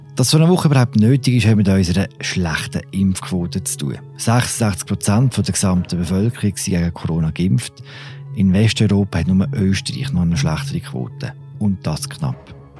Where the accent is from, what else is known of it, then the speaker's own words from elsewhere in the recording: Switzerland; bei uns in der Schweiz